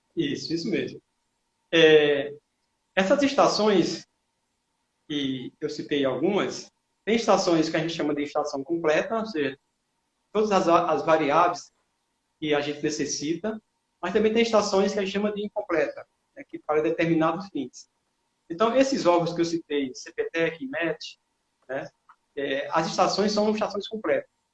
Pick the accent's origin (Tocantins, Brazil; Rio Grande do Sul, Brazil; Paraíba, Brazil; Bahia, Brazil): Paraíba, Brazil; moved away as an adult; now in Sergipe, Brazil; eu sou paraibano, mas já estou aqui há muito tempo